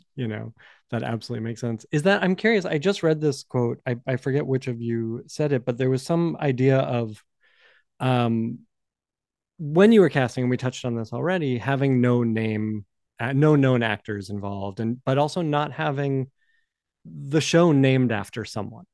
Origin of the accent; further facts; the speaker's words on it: Boston, Massachusetts, United States; moved away; I come from Boston. I was in Boston at the time